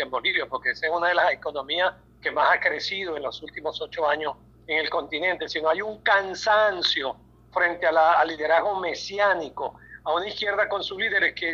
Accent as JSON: {"language": "Spanish", "country": "Venezuela", "said": "Como académico, como venezolano, lo digo"}